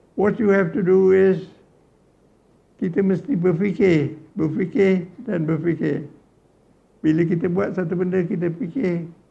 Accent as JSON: {"language": "Malay", "region": "Johor", "country": "Malaysia", "said": "Saya orang Johor"}